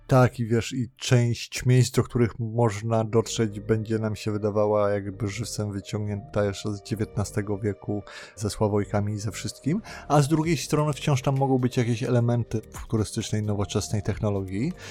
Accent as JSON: {"language": "Polish", "country": "Poland", "tie": "born or raised there", "said": "W Polsce się urodziłem"}